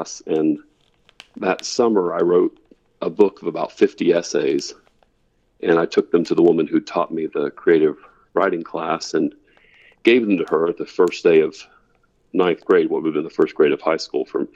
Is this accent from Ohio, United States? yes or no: yes; Gallipolis, Ohio, United States; now in Auburn, United States; I grew up in southeastern Ohio, right on the Ohio River. In fact, at the confluence of the Kanawha and the Ohio Rivers, in a little town called Gallipolis, Ohio